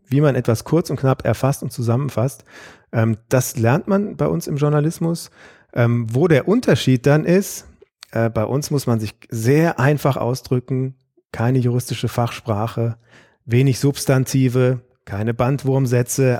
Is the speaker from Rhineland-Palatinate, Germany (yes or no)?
no; Aachen, North Rhine-Westphalia, Germany; moved away as an adult; also born or lived in Freiburg / Grenoble; now in Karlsruhe, Germany; ich bin in Aachen aufgewachsen